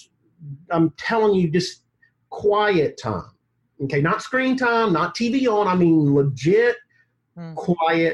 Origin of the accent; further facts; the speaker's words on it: Mississippi, United States; now in Atlanta, United States; I was raised in Mississippi